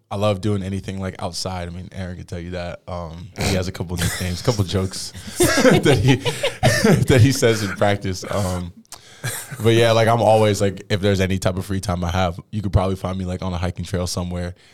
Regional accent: Tracy, California, United States; moved away; Tracy, California.

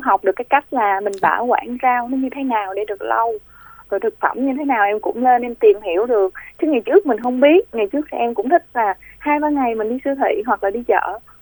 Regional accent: Vinh Long, Vietnam; moved away; quê em ở vĩnh long

